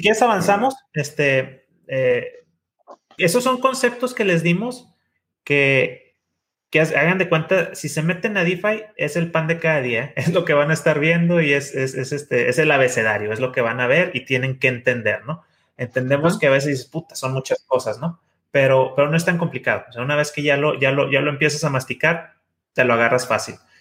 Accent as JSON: {"language": "Spanish", "country": "Mexico", "said": "los que somos mexicanos"}